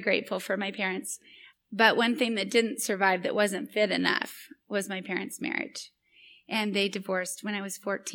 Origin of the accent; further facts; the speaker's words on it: Boise, Idaho, United States; my hometown in Boise, Idaho.